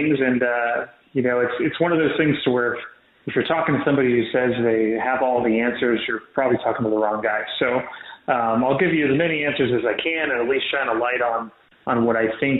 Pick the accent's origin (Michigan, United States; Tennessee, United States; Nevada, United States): Nevada, United States; Las Vegas; moved away as an adult; now in Dallas-Fort Worth, United States; I grew up in Las Vegas, went to elementary school there all the way through high school